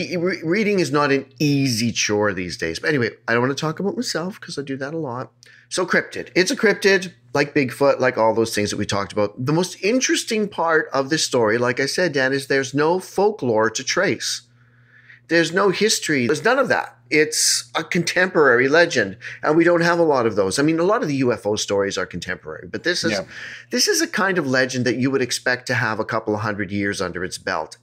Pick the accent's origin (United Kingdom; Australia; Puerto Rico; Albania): Puerto Rico; Moca; Where are you from? I am from Moca. This is in Puerto Rico.